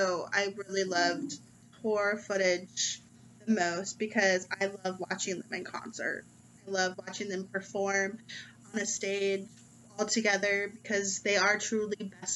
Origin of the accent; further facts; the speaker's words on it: United States; being an American